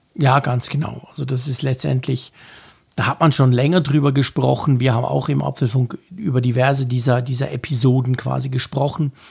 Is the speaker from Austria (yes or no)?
no; Switzerland; Bei uns in der Schweiz, in der kleinen Schweiz